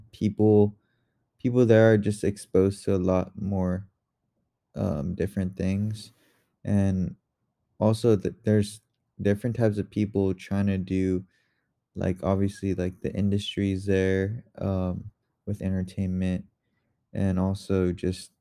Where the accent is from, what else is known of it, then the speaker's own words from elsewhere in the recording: Torrance, California, United States; now in Texas, United States; I grew up in this little town called Torrance